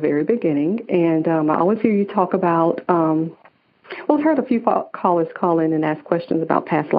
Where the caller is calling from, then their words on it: Atlanta, Georgia, United States; I am calling from Atlanta, Georgia.